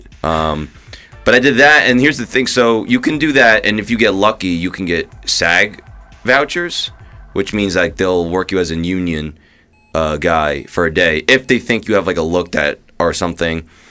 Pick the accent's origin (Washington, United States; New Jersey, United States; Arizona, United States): New Jersey, United States; moved away; also born or lived in New York; I grew up in Jersey.